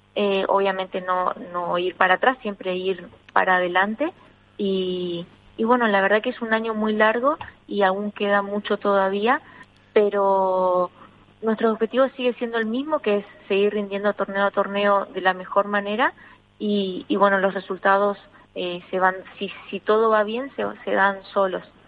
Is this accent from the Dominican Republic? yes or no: no; Argentina; now in Spain; en mi país